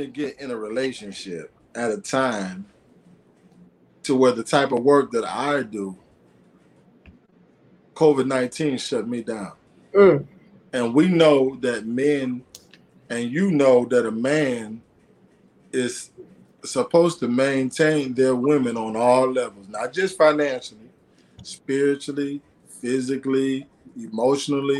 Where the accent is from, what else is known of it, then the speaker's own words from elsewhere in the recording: Aurora, Illinois, United States; I was the first rapper in the city that I'm from, a few minutes outside of Chicago. I'm from Aurora, Illinois